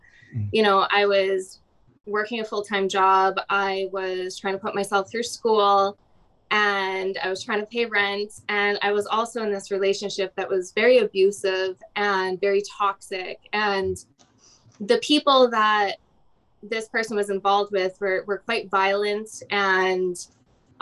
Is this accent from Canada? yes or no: yes; Alberta, Canada; growing up in Alberta, super sheltered